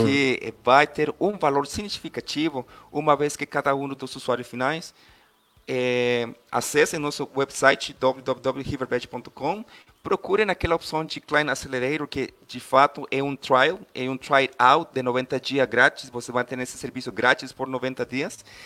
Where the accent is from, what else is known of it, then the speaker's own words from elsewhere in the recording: Costa Rica; Portuguese is a second language; eu sou costarriquenho, então se eu falar alguma palavra aí estranha, me, me desculpam aí. É, meu português ainda não é tão completo como eu quiser